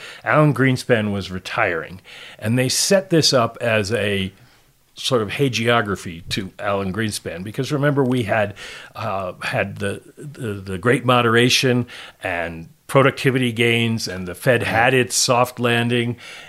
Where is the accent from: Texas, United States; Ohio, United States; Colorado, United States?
Colorado, United States; I will gladly take Tom out on the range with me. I grew up in Colorado, grew up riding horses.